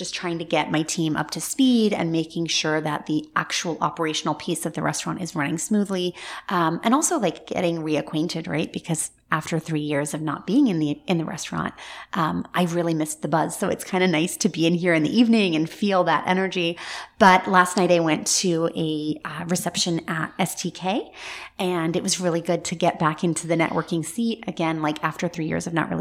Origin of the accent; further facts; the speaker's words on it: Scotland, United Kingdom; now in Central Florida, United States; I was born in Scotland and a very large part of my heart and soul still feels like it lives in Scotland. We bought a home there maybe about 4 years ago in the town that I grew up in.